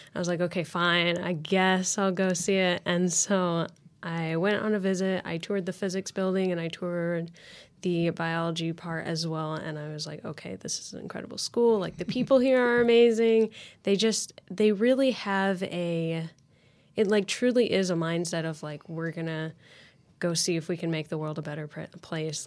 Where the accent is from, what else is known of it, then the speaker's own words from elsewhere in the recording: Lafayette, Indiana, United States; I'm from Lafayette, Indiana, actually, so not too far away from Purdue at all. Um, I grew, grew up there